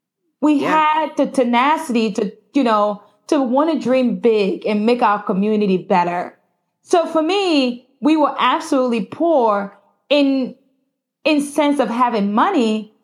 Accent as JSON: {"language": "English", "town": "Newark", "region": "New Jersey", "country": "United States", "tie": "born or raised there", "said": "Growing up in New Jersey, especially in Newark, I had 10,000 mothers."}